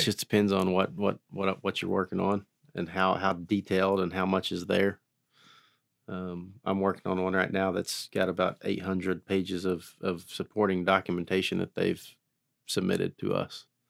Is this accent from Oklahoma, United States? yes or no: yes; Haskell, Oklahoma, United States; born and raised in Haskell, Oklahoma, uh, about thirty miles southeast of Tulsa here